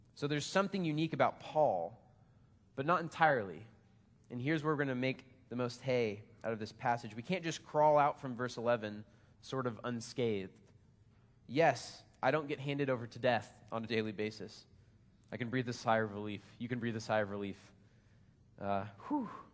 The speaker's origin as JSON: {"language": "English", "country": "United States", "said": "I'm American."}